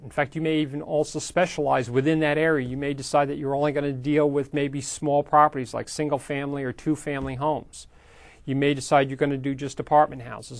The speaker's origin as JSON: {"language": "English", "region": "New York", "country": "United States", "tie": "born or raised there", "moved": "yes", "lives_now": "Sacramento, United States", "said": "I grew up in New York"}